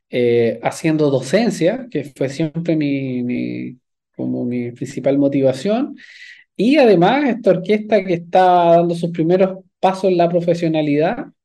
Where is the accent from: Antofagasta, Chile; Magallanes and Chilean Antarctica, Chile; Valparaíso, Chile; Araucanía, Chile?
Valparaíso, Chile; Viña del Mar; Yo soy de Viña del Mar, sí. Eh, estudié desde